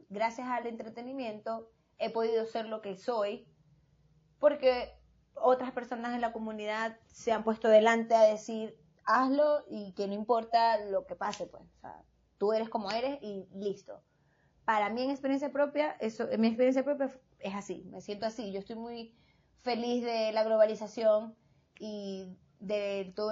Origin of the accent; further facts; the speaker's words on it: Venezuela; yo soy de la comunidad y soy venezolana y no me importa.